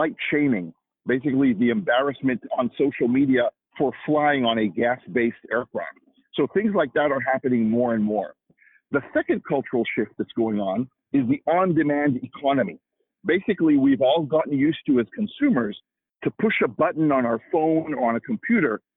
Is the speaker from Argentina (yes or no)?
no; Israel; moved away as an adult; also born or lived in Washington, United States; now in United States; I'm originally from Israel myself, came here to the U.S. To get my graduate degree at the University of Washington, and that was now 25 years ago